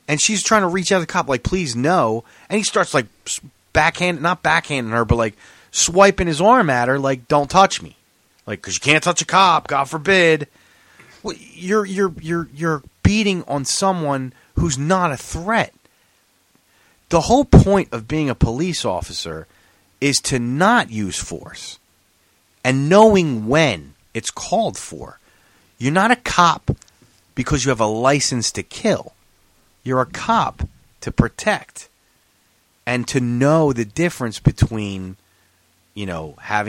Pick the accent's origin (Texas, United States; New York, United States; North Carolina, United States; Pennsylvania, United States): Pennsylvania, United States; Philadelphia; When I was growing up in Philly